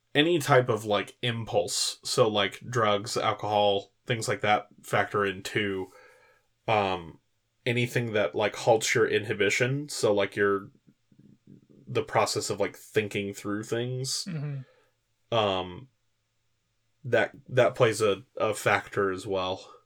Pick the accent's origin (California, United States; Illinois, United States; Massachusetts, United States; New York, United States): California, United States; growing up in California